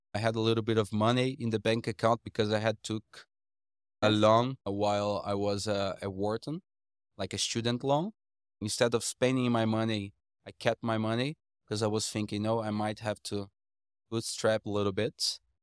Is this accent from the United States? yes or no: no; Brazil; coming back to Brazil